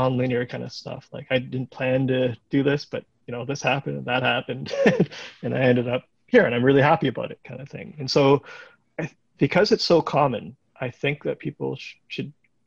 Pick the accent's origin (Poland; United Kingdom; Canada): Canada; Waterloo, Ontario; I grew up in Waterloo